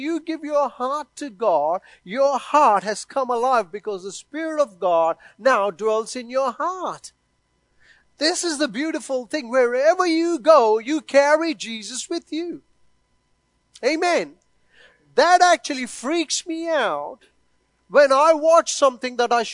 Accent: India; moved away; I was born and brought up in India

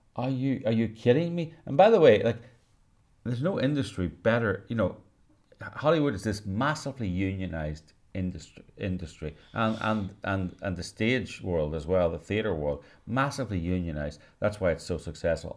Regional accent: Northern Ireland, United Kingdom; I was brought up in the British culture in Northern Ireland

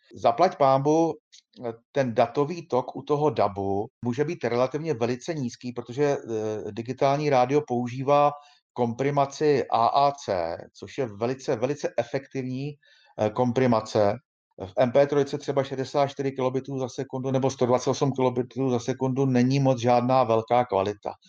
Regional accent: Czechia; U nás v Čechách

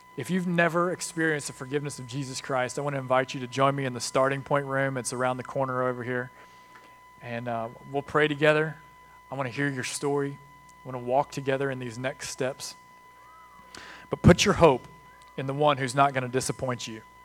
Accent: United States; We're American

